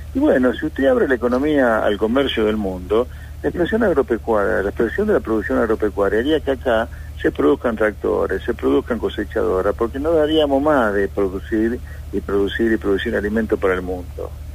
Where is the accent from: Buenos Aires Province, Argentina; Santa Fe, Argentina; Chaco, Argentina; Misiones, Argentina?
Buenos Aires Province, Argentina; Pergamino; yo soy nacido en Pergamino y vivo en provincia